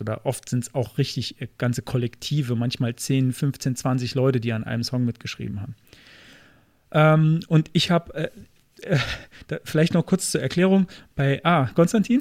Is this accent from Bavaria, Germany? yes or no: no; Kaiserslautern, Rhineland-Palatinate, Germany; meiner Heimatstadt Kaiserslautern